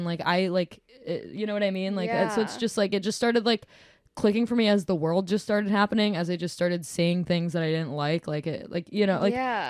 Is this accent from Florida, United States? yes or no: no; Williamston, Michigan, United States; accent: white trash Midwestern; I'm from Williamston, so I'm from like 30 minutes east of Lansing. So I'm pretty much from Lansing.